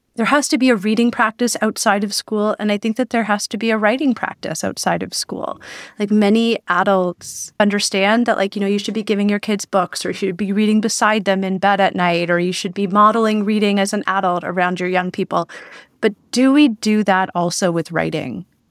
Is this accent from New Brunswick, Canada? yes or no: no; Belleville, Ontario, Canada; now in Toronto, Canada; I live in Toronto. I'm from Belleville, Ontario